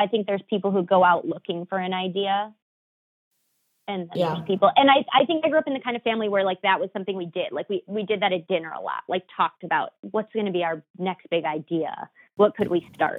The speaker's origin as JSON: {"language": "English", "town": "Huntington Woods", "region": "Michigan", "country": "United States", "tie": "born or raised there", "moved": "as an adult", "lives_now": "New York, United States", "said": "I grew up in like a very magical, like very Pleasantville-esque type place. My town is called Huntington Woods"}